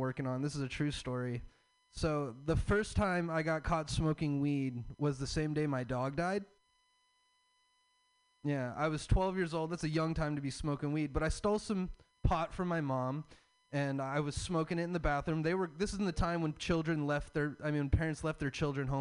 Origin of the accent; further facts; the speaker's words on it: the South, United States; I'm from the South. I have a Southern